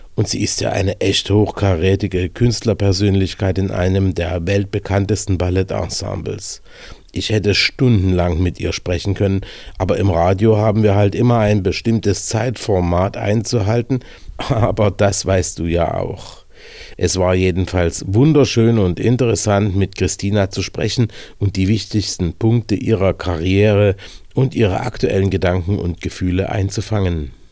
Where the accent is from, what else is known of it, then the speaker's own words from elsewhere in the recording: Germany; first language German; now in Slovakia; mich als Deutscher mit slowakischem Aufenthaltsausweis